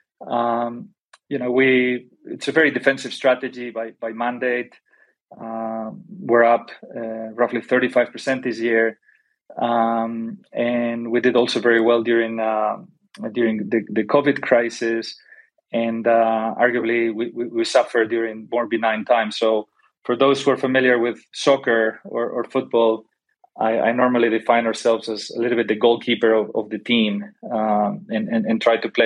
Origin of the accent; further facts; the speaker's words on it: Spain; moved away as an adult; also born or lived in Golden, Colorado / Paris / London; I am originally from Spain